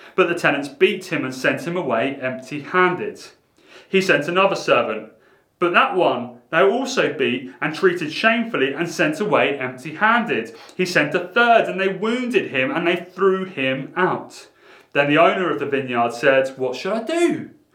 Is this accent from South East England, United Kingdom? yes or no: yes; Portsmouth, South East England, United Kingdom; growing up in Portsmouth in a quite a rough school